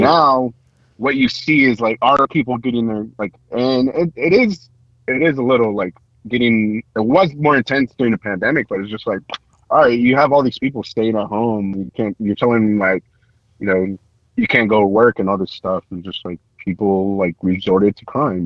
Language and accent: English; San Francisco, California, United States; I was born and raised on Mission Street